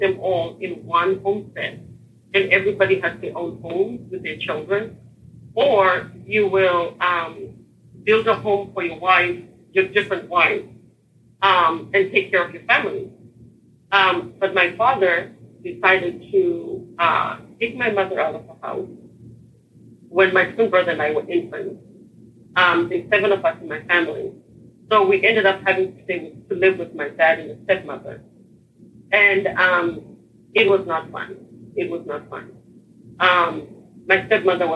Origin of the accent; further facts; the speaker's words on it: Harare, Zimbabwe; now in Texas, United States; I was born and raised in Harare, Zimbabwe, which is Southeast Africa.